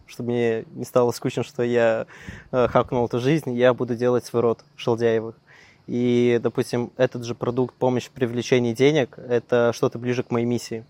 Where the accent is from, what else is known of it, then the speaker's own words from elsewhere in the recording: Perm, Perm Krai, Russia; also born or lived in Krasnokamsk; я сам родом, да, я прожил в Перми, вот, mm. сам я родился в Краснокамске